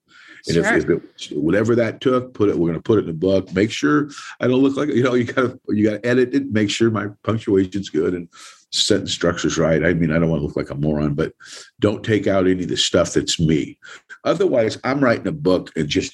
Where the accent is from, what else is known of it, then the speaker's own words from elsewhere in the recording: Salinas, California, United States; moved away as an adult; also born or lived in Alabama; being a Californian, okay, through and through, I mean, I'm from Salinas, California.